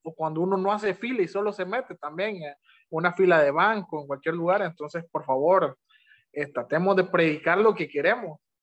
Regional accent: Honduras

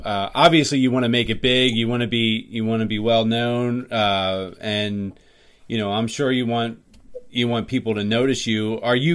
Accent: Jonestown, Pennsylvania, United States; grew up in Jonestown myself.

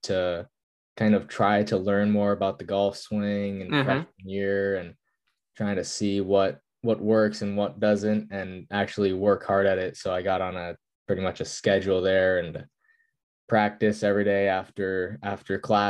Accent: San Jose, California, United States; I was born and raised in San Jose, California

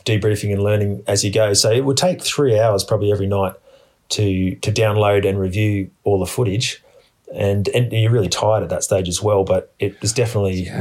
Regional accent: Australia; I grew up in Australia and I've got heaps of experience in the bush

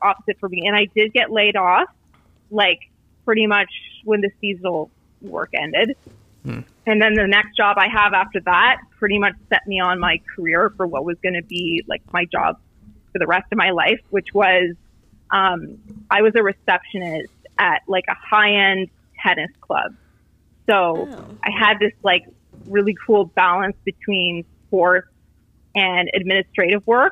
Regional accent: Canada; I grew up in Canada, so we were like Catholics, not Christians

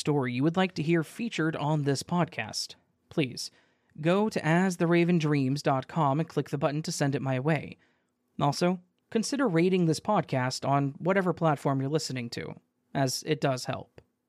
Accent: Oklahoma, United States; also born or lived in Massachusetts; I decided that during the spring break, I would move from Mass back to my home state of Oklahoma to be close to my mother.

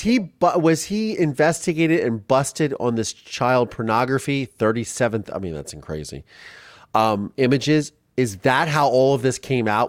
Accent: Ohio, United States; I grew up in Ohio

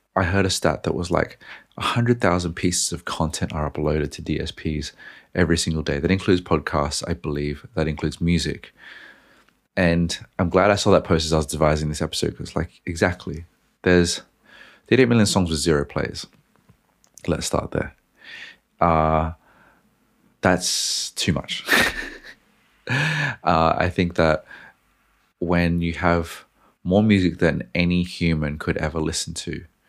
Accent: Australia; I'm Australian

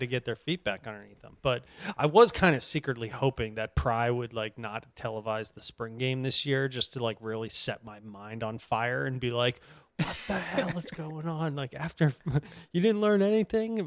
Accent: Boston, Massachusetts, United States; I'm from Boston.

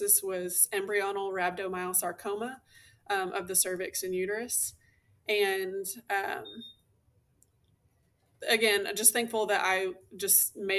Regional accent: Southeast Texas, United States; also born or lived in Houston, Texas / Illinois; now in Central North Texas, United States; I grew up in a really small town in Southeast Texas called Coutts.

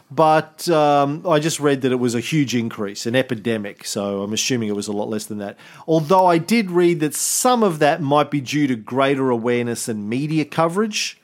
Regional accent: Australia; as an Australian

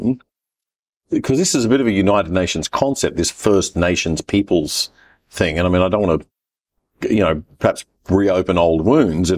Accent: Brisbane, Queensland, Australia; I came from West End in Brisbane.

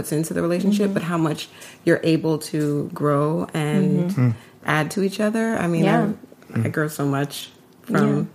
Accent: Montclair, New Jersey, United States; moved away as an adult; We grew up on the East Coast in New Jersey, Montclair, New Jersey

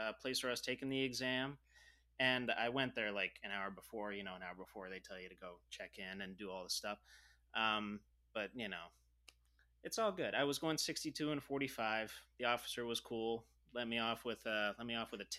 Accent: Ridgway, Pennsylvania, United States; I'm from Ridgeway, Pennsylvania

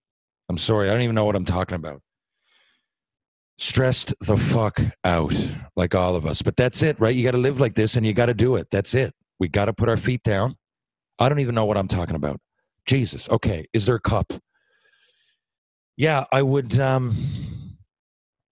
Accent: Mount Pearl, Newfoundland and Labrador, Canada; I'm from Mount Pearl, Newfoundland

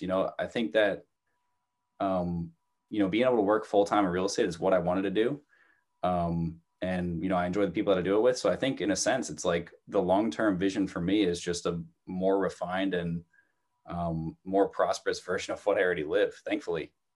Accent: New Jersey, United States; moved away as an adult; now in Malden, United States; when I was growing up in New Jersey

